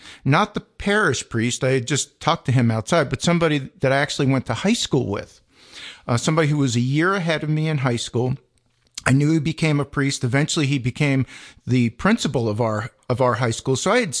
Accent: Staten Island, New York, United States; So I grew up on Staten Island, right? Southernmost point of New York State, 16 years of Catholic school.

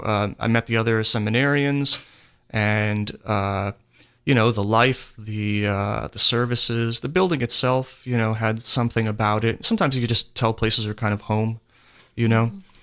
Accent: Pennsylvania, United States; I'm from Pennsylvania

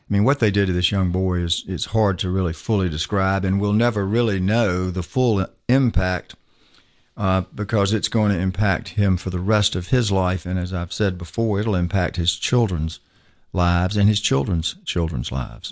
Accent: Macon, Georgia, United States; also born or lived in Atlanta, Georgia; I grew up in Macon, Georgia

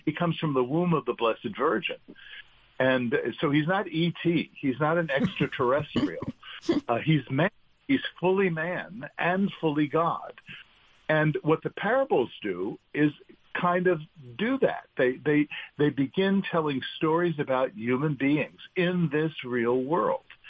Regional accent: New York City, New York, United States; growing up in New York.

